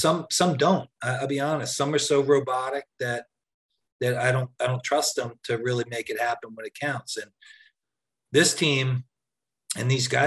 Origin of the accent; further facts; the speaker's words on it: outside of Philly, New Jersey, United States; I'm from South Jersey, from outside of Philly.